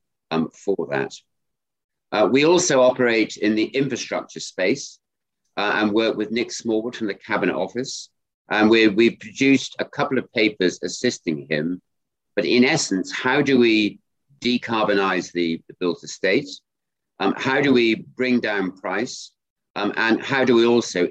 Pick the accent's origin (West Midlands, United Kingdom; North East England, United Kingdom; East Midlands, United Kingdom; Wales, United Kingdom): West Midlands, United Kingdom; Ludlow; We grew up in Ludlow in Shropshire on a farm